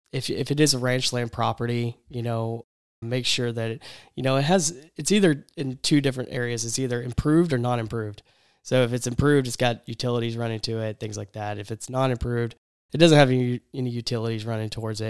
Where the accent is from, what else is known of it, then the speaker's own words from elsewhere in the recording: East Texas, United States; when I was growing up in East Texas